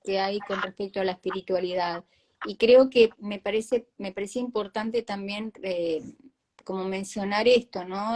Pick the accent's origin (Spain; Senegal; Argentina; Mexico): Argentina; los argentinos somos creativos